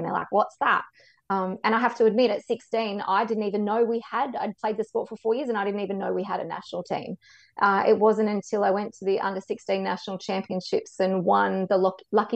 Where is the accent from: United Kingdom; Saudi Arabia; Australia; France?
Australia; Canberra, Australian Capital Territory; I was born and raised in Canberra, schooled in Canberra